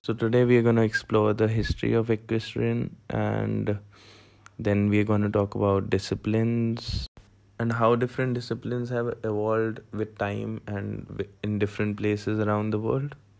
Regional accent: India; I'm from India

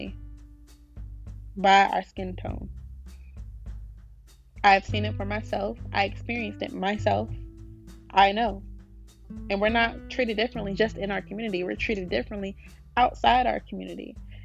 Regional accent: Wake Forest, North Carolina, United States; We're from here. We live here.

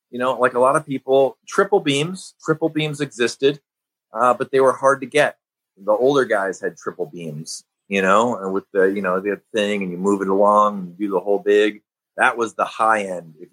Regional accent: Midwest, United States; since I'm from the Midwest

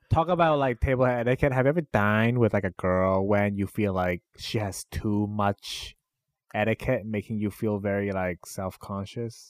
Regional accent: Canada; I grew up in Canada

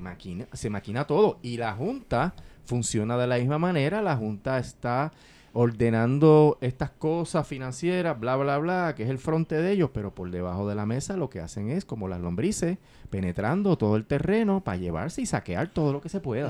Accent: Puerto Rico; Puerto Rico, los puertorriqueños somos separados porque no somos parte de Estados Unidos

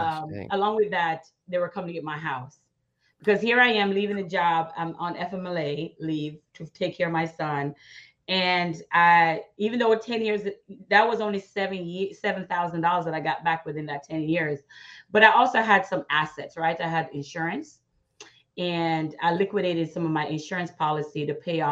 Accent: Jamaica; now in United States; I was born in Jamaica, come to America

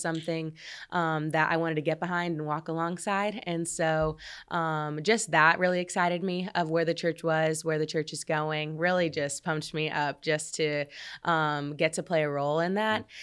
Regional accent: Red Bud, Illinois, United States; moved away; I grew up in a really small town in Illinois called Redbud

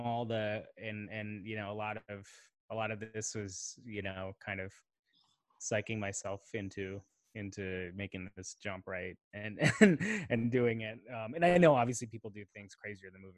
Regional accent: Chicago, Illinois, United States; moved away as an adult; having grown up in Chicago, and you know, very much identifying with that city as home

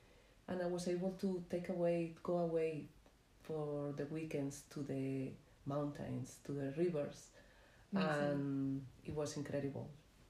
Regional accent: Spain; Yeah, I am the third one of four kids. I have two more sisters older than me, and my brother is younger, although everybody thought that we were twins. And you wouldn't think that now, but growing up in Spain, I had the best of everything.

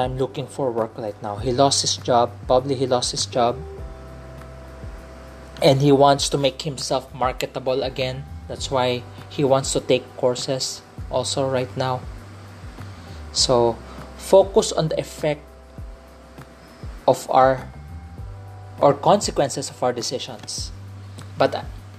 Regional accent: Philippines; accent: Filipino English; I grew up in a Chinese culture. I'm a Filipino citizen, but having a Chinese descent because my mom is from China. My dad is a third generation Chinese in the Philippines

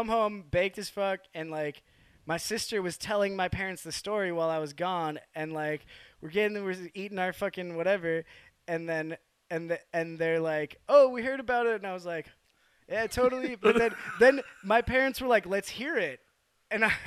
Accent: Wisconsin, United States; I grew up like in Wisconsin

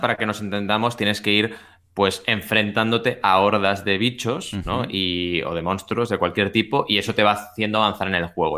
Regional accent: Catalonia, Spain; la gente de Cataluña lo conocemos mucho

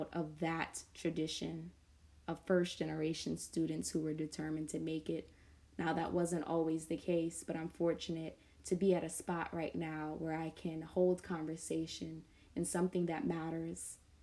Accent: New York City, New York, United States; I grew up in Southside Jamaica, Queens

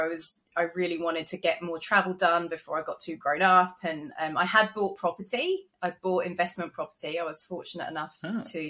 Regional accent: London, United Kingdom; moved away as an adult; now in Gold Coast, Australia; I'm originally from London, which you can probably tell from my accent

